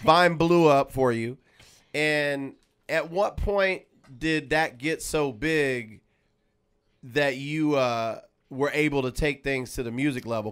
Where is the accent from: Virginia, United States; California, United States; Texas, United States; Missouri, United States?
California, United States; Los Angeles; my own city in L